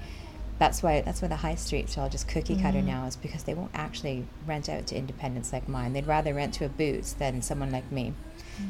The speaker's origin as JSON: {"language": "English", "town": "Vancouver", "region": "British Columbia", "country": "Canada", "tie": "born or raised there", "also_born_or_lived": "Bristol / Leeds / Camden, London", "moved": "as an adult", "lives_now": "London, United Kingdom", "said": "That's where I'm from. Yeah, we're from Vancouver"}